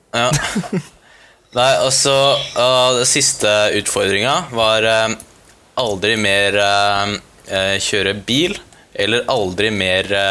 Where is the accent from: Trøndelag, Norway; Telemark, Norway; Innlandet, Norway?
Telemark, Norway; Porsgrunn; hjemme der vi kommer fra, i Porsgrunn